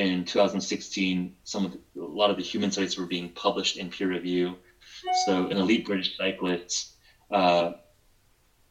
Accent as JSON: {"language": "English", "town": "Palos Verdes", "region": "California", "country": "United States", "tie": "born or raised there", "also_born_or_lived": "Stanford", "said": "I grew up in Palos Verdes, which is a suburb of Los Angeles"}